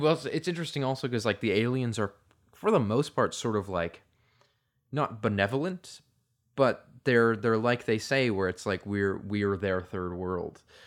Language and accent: English; Canada